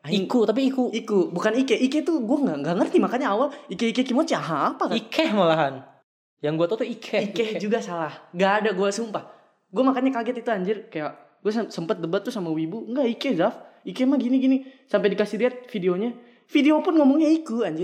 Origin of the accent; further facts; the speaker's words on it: Japan; gue di SMA tuh banyak yang ngomong ke gue gara-gara mereka tahu kan gue dari Jepang kan.